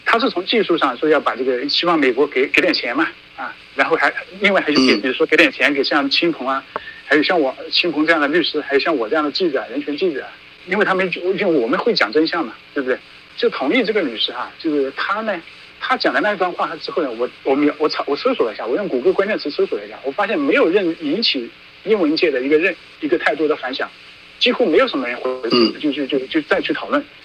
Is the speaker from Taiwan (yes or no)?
no; Qidong, Hunan, China; moved away; 我是八六年出生在中国湖南祁东县